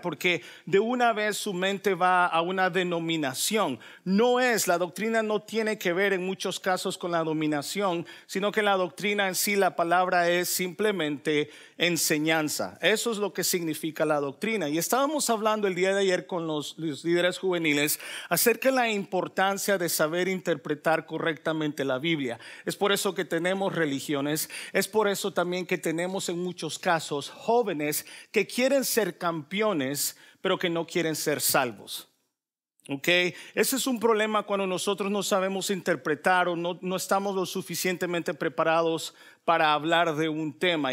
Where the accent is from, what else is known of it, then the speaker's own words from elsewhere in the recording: El Salvador; yo soy salvadoreño